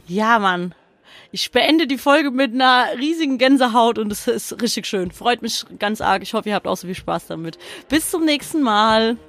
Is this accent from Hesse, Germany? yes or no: yes; Frankfurt, Hesse, Germany; bei uns in Frankfurt